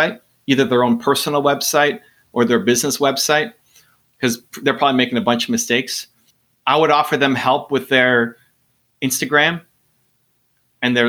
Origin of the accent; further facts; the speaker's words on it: Canada; I'm Canadian